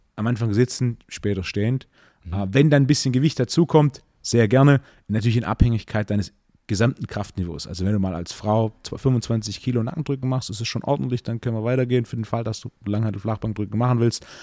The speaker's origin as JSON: {"language": "German", "area": "Swabia", "region": "Baden-Württemberg", "country": "Germany", "said": "ich bin, bin ja Schwabe"}